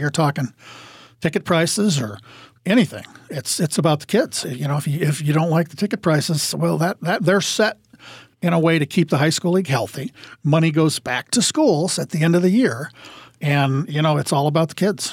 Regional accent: Iowa, United States; moved away as an adult; now in Twin Cities, United States; going out to the lake, Ingham Lake, outside of my hometown

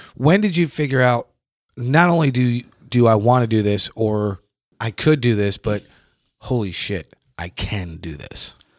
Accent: New York, United States; moved away as an adult; now in Kentucky, United States; I'm from New York

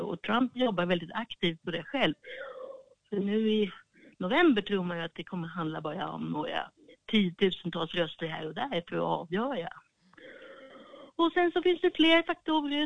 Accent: Sweden; now in Washington, United States; vi som svenskar

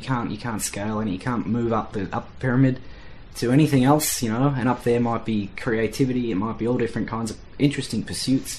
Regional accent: Australia; being Australian

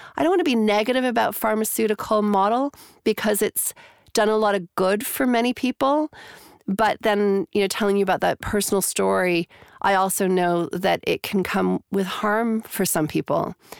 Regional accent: Canada; moved away as an adult; also born or lived in Calgary, Alberta, Canada / Toronto, Canada; now in New Zealand; I'm originally from Canada

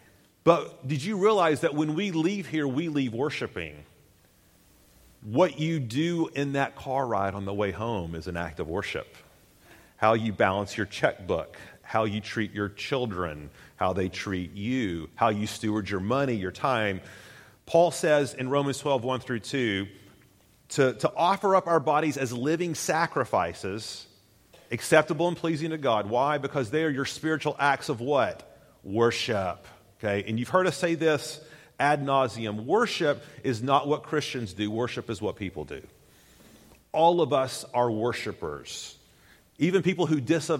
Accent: Tennessee, United States; I grew up in Tennessee, and I grew up going to Tennessee football games in Knoxville

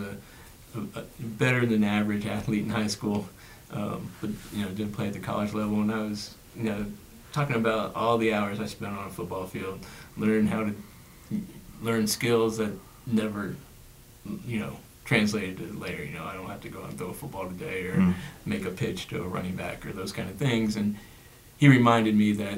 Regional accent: Dayton, Ohio, United States; growing up in Dayton and having teammates of different races

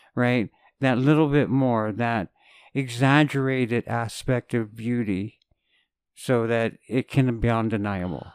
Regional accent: Canada; as a Canadian

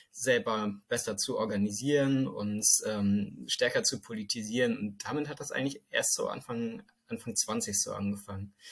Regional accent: northwest Germany, Germany; now in Bremen, Germany; Ich wohne jetzt ungefähr seit drei Jahren hier, bin noch eine Weile hierher gependelt. Ähm, aber ich habe eigentlich mein ganzes Leben hier so in Norden, Nordwestdeutschland verbracht.

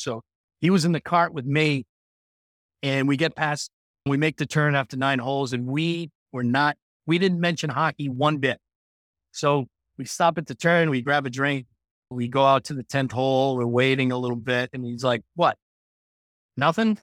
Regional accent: Cranston, Rhode Island, United States; I grew up in Cranston and I played Cranston Country Club a ton when I was a kid

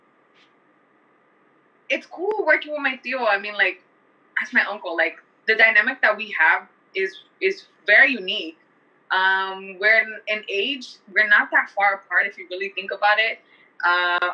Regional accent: Bell, California, United States; also born or lived in Boyle Heights, Los Angeles / Huntington Park; I grew up in Bell, and I kind of grew up here in HP because my mom's sister, my tío Roberto's other sister, was from HP. So I grew up Bell and HP, but I know all of Southeast

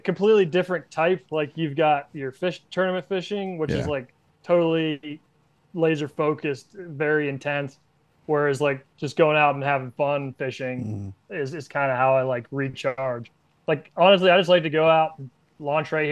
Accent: Pennsylvania, United States; where are you from? I was like, just some little town in Pennsylvania

